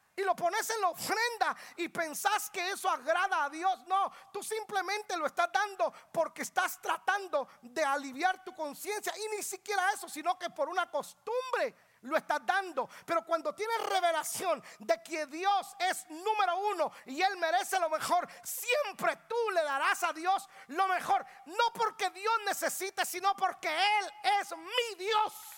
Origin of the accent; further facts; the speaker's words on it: Guatemala; also born or lived in Georgia, United States; now in Atlanta, United States; Yo no pienso como guatemalteco, soy guatemalteco, tengo la cara de guatemalteco